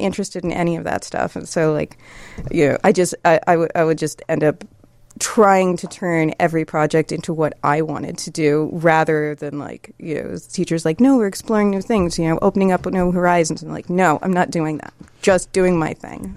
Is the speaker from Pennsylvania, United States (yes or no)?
no; Columbus, Ohio, United States; I grew up in Columbus, Ohio